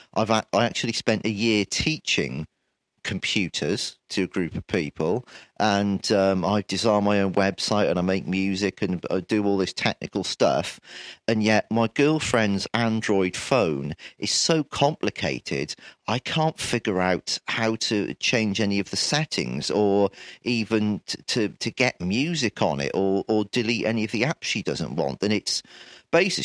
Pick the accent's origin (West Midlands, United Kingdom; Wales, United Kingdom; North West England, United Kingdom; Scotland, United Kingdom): Wales, United Kingdom; born in Wales and living here all my life